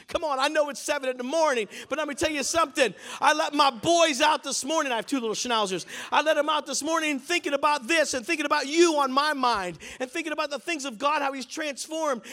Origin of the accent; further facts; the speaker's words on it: Pittsburgh, Pennsylvania, United States; I'm from Pittsburgh